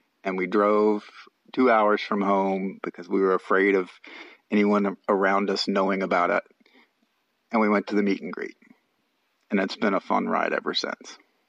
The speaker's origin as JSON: {"language": "English", "region": "Missouri", "country": "United States", "said": "We're from Missouri."}